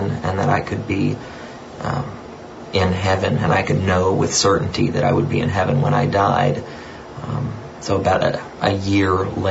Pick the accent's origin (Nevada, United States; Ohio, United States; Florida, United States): Ohio, United States; Hamilton; now in Lafayette, United States; I grew up in Hamilton, Ohio